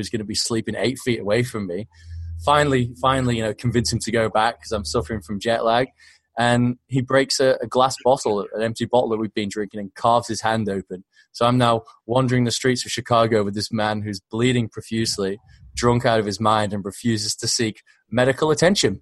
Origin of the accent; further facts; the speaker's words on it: Australia; accent: Aussie; also born or lived in Southport, United Kingdom; born in Southport. I was living in the UK till I was 10. My family decided to move to Australia.